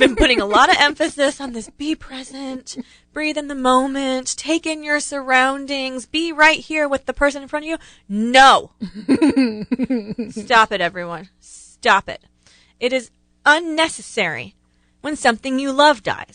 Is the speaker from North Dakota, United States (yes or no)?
no; Ohio, United States; I grew up in Ohio